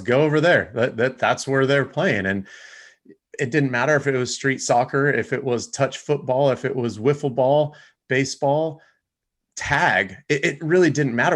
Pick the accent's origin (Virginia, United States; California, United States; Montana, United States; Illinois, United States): California, United States; Rancho Cucamonga; I grew up in Rancho Cucamonga area